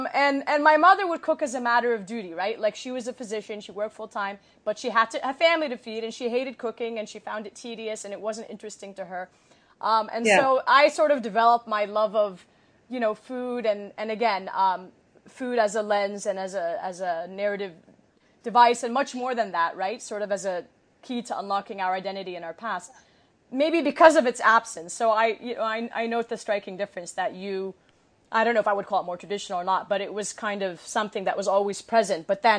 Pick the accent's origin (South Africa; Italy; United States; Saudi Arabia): Saudi Arabia; moved away as an adult; also born or lived in Kuwait; I was born in Kuwait and raised in Saudi Arabia and then came here when I was, you know, in college and so on.